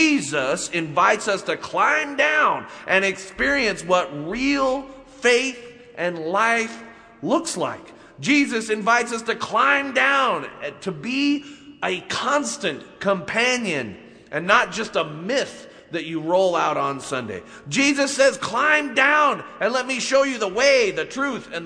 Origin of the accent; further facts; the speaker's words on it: Salt Lake City, Utah, United States; growing up in Utah